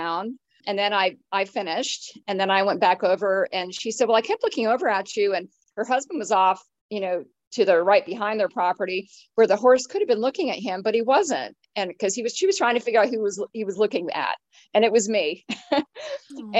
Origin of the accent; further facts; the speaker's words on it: upstate New York, United States; moved away; I was up in my hometown, which is upstate New York